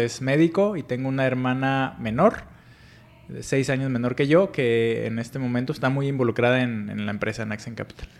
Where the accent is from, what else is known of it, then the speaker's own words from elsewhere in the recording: Paracho, Michoacán, Mexico; Soy nacido en una pequeña comunidad que se llama Paracho, es en el estado de Michoacán